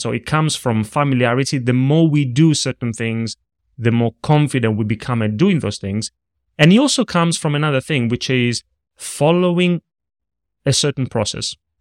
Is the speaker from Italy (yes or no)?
yes; Italy; moved away; I grew up in Italy. I was in a small town, in a small region, that nobody knows, not even in Italy. I always say near Rome